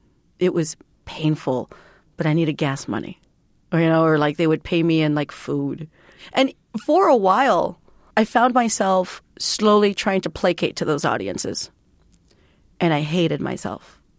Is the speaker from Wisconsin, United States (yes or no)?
no; Texas, United States; born there; I was born in Texas, but because my mom spent so much time being undocumented trying to become a legal resident, I become what my mom is.